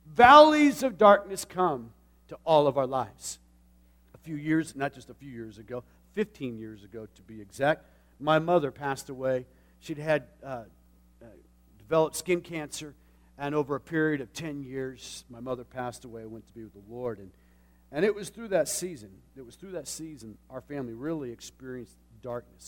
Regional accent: Tucson, Arizona, United States; moved away; I grew up in a city. I, I know the valley and I know the desert. As a matter of fact, Tucson is surrounded by mountains

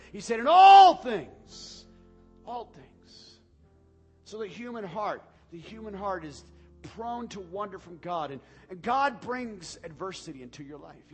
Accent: United States; We are a people who have been blessed beyond belief

